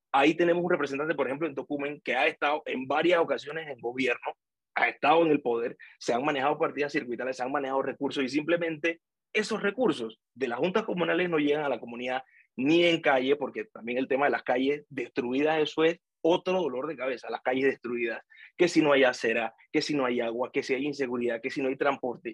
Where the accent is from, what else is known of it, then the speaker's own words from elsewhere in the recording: Panama City, Panama; yo que soy de Pedreal, o sea, yo soy del corregimiento de Pedreal, orgullosamente, y yo tuve que ir al Remón Cantera, a Paitilla, porque no había cupo